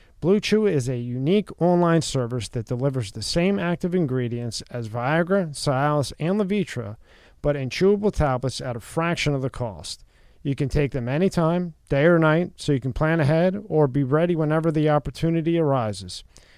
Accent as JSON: {"language": "English", "town": "Philadelphia", "region": "Pennsylvania", "country": "United States", "said": "I'm from Philly."}